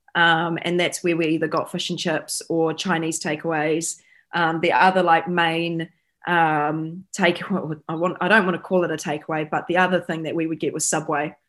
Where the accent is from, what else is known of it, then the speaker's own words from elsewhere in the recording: Taranaki, New Zealand; now in Tauranga, New Zealand; growing up in Taranaki